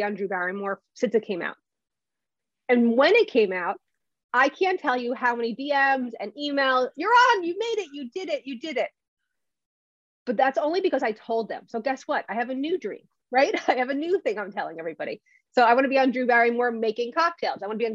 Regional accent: New Jersey, United States; I'm from Jersey

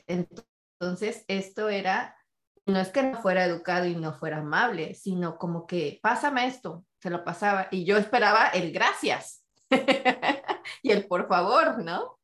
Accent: Mexico; siendo familia mexicana, donde tengo ocho tíos de un lado y ocho tíos del otro

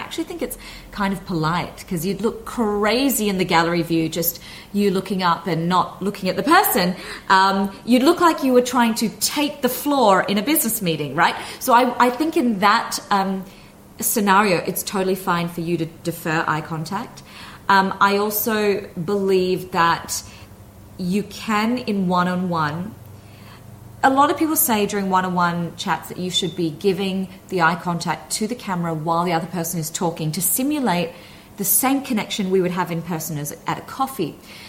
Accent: Australia; accent: Australian; So I might thicken my Aussie accent when I arrive in Australia to see my family, not intentionally, it just happens.

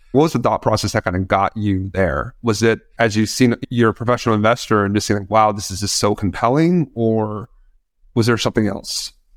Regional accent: New York, United States; we're both from New York, we're both living in New York

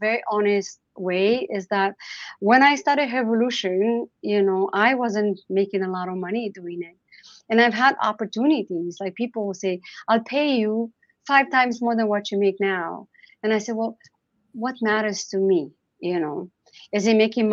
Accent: Romania; now in Canada; growing up in Romania

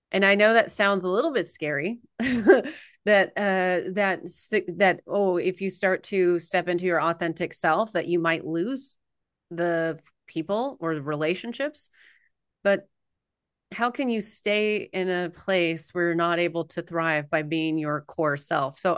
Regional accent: California, United States; I was born in California

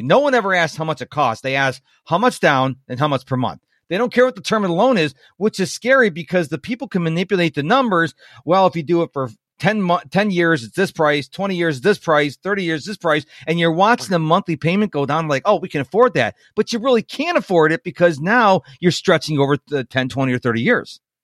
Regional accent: Rochester, New York, United States; now in the South, United States; I'm originally from Rochester, New York.

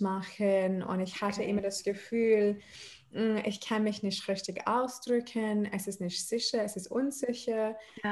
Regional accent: Adelaide, South Australia, Australia; German is a second language; moved away as an adult; also born or lived in Odenwald, Germany; now in Mannheim, Germany; ich bin in Australien aufgewachsen

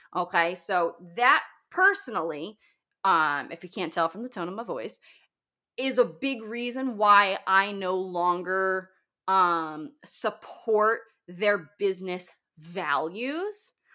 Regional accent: Northern Virginia, United States; my hometown, very very close, um, in Northern Virginia

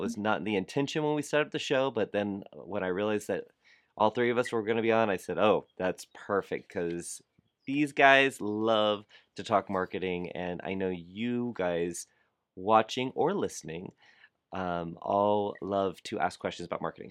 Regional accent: South Florida, United States; I grew up in South Florida

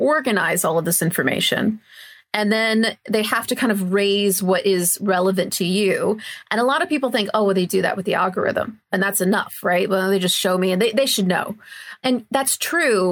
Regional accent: United States; moved away as an adult; also born or lived in Australia; now in United Kingdom; I'm originally from the US, as if you couldn't tell a mile away, the way I'm talking

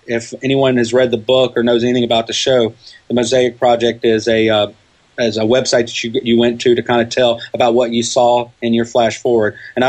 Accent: Louisiana, United States; we're from Louisiana, so we're kind of used to Mardi Gras.

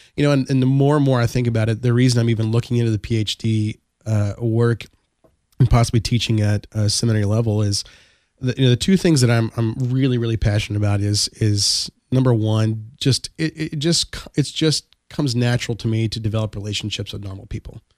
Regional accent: Texas, United States; I am from Texas

